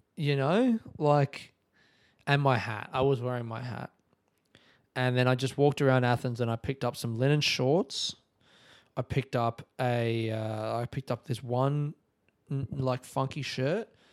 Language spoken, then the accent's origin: English; Australia; I'm Australian